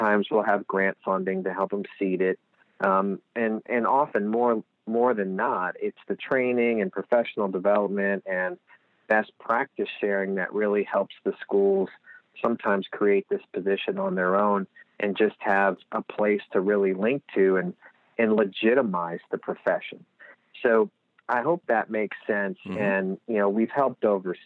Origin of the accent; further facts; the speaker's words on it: Lehigh Valley, Pennsylvania, United States; we don't know we have accents when you're here